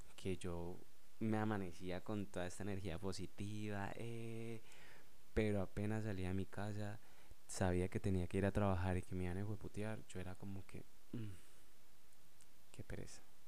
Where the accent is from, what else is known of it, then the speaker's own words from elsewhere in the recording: Colombia; yo soy de Colombia